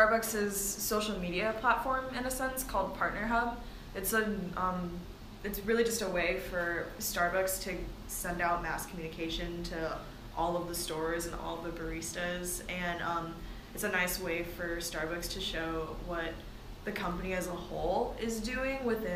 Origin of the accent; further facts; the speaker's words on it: Duluth, Georgia, United States; now in Atlanta, United States; I am born and raised in Georgia. I'm originally technically from Duluth